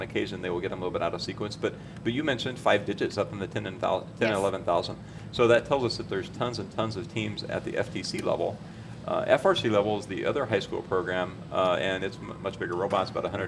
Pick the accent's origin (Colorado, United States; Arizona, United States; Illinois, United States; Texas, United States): Texas, United States; Houston; I'm from Houston